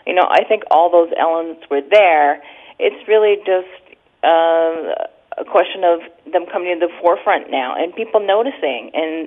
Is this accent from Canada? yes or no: yes; Hamilton, Ontario, Canada; I'm actually born and raised in Hamilton